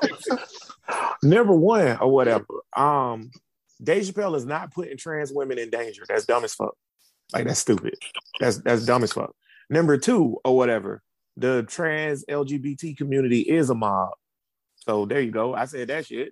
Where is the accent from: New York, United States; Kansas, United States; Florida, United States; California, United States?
Florida, United States; Jacksonville; I'm I'm from Jacksonville, and I'm I went to University of Florida